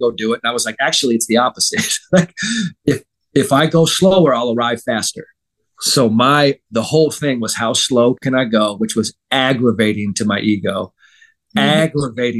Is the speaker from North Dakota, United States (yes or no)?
no; San Francisco, California, United States; I'm from San Francisco